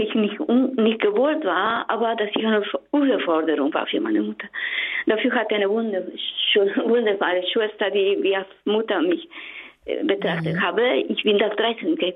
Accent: Mexico; German is a second language; now in Germany; Bitte gewöhnen Sie sich an meinen Akzent, ich komme aus Mexiko.

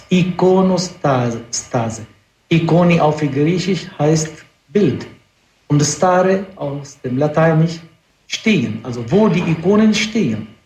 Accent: Lebanon; Ich bin doch äh, Araber, Christen. Ich komme aus dem Libanon selbst.

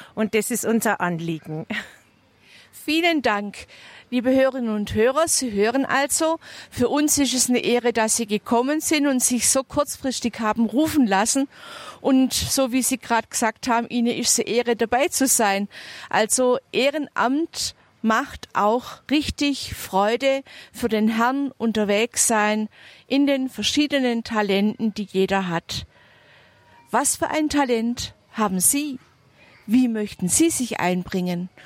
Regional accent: near Triftern, Bavaria, Germany; ich komme aus der Nähe von Triftern

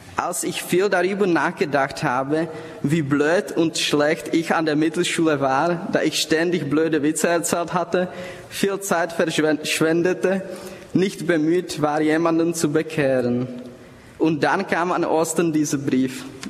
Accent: Prague, Czechia; accent: Bohemian; German is a second language; moved away as an adult; Ich komme aus Prag in Tschechien. Daher Entschuldigung für mein bämisches Akzent

